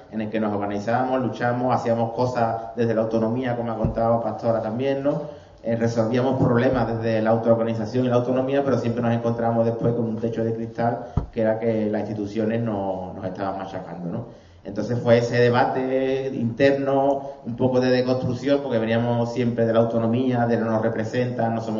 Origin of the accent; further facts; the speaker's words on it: Málaga, Andalusia, Spain; soy de Málaga